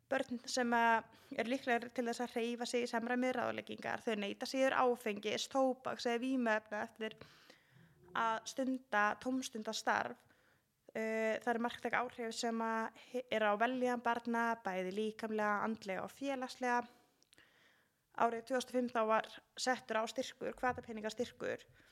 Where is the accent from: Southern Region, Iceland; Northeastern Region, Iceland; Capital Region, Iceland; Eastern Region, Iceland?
Capital Region, Iceland; Garðabær; moved away; ég er alveg upp í Garðabæði